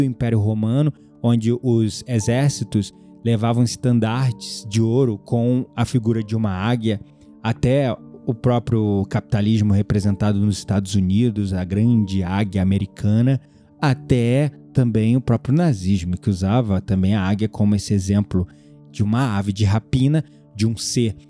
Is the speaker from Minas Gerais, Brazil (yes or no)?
no; Rio de Janeiro, Brazil; como um bom carioca, sempre fui muito desconfiado